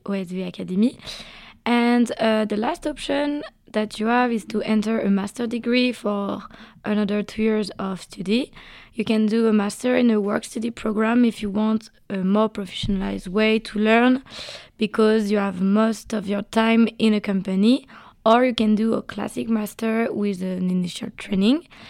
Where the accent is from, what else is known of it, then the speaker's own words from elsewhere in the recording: Brittany, France; I'm 21 and I'm from Brittany